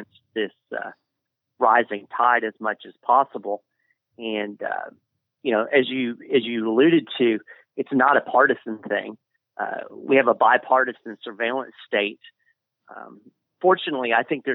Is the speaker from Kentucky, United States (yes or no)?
yes; Lexington, Kentucky, United States; moved away as an adult; Lexington is my former hometown. I guess I grew up in Lexington, and up until about December, I lived there